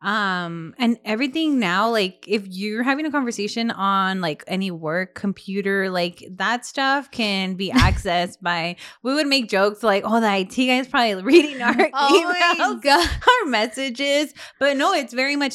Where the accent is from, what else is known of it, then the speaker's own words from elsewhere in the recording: Delano, California, United States; all I grew up around in Delaney